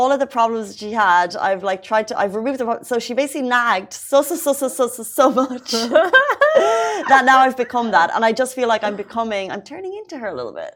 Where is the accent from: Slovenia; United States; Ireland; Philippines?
Ireland; now in Dubai, United Arab Emirates; I grew up in Ireland